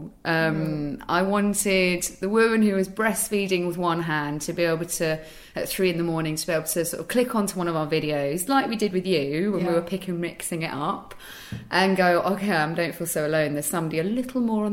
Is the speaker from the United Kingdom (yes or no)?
yes; United Kingdom; also born or lived in Amsterdam; as a British woman